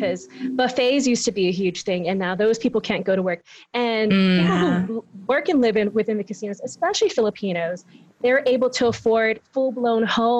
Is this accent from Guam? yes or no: yes; Guam; moved away as an adult; now in Las Vegas, United States; I grew up in Guam